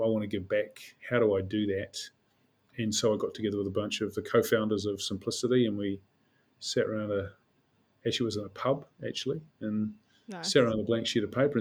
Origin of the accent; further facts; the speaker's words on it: Auckland, New Zealand; I grew up as a Westie. I'm from Sunnyvale, and between Henderson and Glenelg